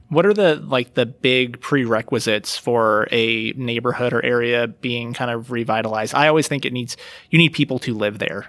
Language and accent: English; Reno, Nevada, United States; also born or lived in Portland / Oakland; growing up in Reno